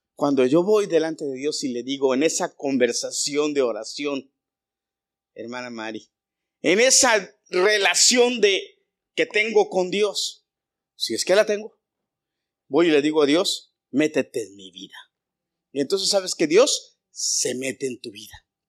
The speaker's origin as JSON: {"language": "Spanish", "country": "Mexico", "said": "yo soy muy mexicano a la antigua"}